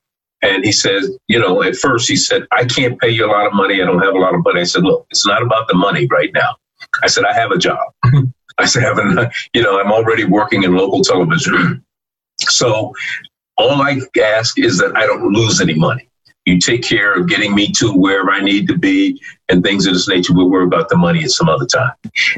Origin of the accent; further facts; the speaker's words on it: Philadelphia, Pennsylvania, United States; Growing up in Philadelphia